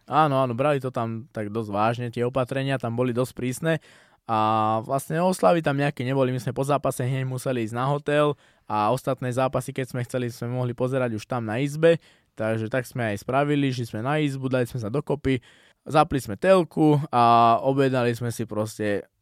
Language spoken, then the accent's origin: Slovak; Slovakia; dostal som sa do UFC ako prvý Slovák, je to fakt úspech veľký, aj pre mňa, aj pre celé Slovensko.